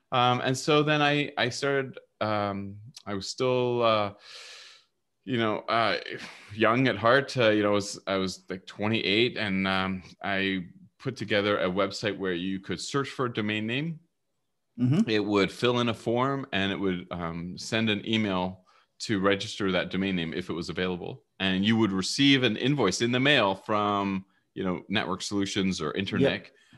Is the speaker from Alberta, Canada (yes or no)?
no; Vancouver, British Columbia, Canada; also born or lived in England; No, I was born in England. I came over when I was five. So okay. I'm basically raised and I am Canadian. I grew up in Vancouver, went to the UBC here